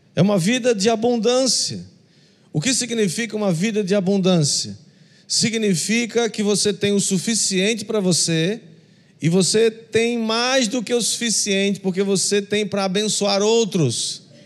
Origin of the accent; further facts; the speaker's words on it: Northeast Region, Brazil; como nordestinos